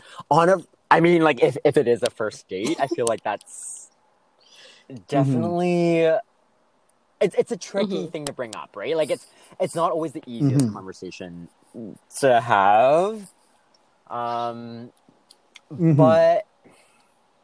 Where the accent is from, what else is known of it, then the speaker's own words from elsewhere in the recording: Calgary, Alberta, Canada; now in Vancouver, Canada; So I'm from Calgary, born and raised.